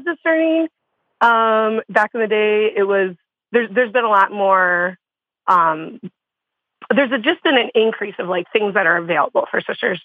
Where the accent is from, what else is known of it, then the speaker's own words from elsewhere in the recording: Iowa, United States; now in northern Wisconsin, United States; I'm from Iowa. I grew up in Iowa. But yeah, so I'm pretty Midwest